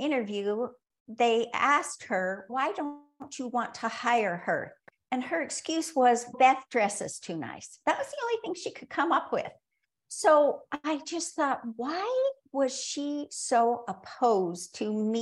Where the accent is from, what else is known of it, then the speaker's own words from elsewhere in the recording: Rexburg, Idaho, United States; moved away; I was born in Rexburg, Idaho, and moved back to Rexburg, Idaho, actually kicking and screaming.